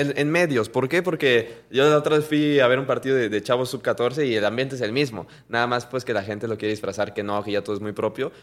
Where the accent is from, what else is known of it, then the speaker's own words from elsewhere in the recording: Mexico; como mexicanos